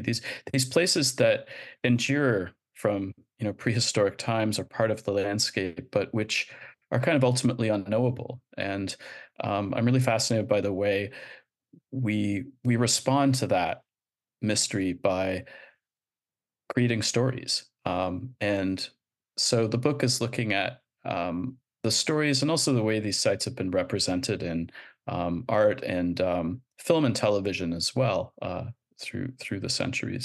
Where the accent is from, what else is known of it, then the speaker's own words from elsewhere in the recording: Canada; moved away; I'm, I'm Canadian